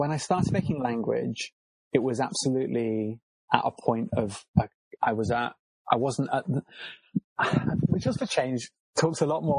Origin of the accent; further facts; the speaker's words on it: Cornwall, South West England, United Kingdom; I'm from Cornwall, and the mining industry is a really big feature of Cornish landscape and my growing up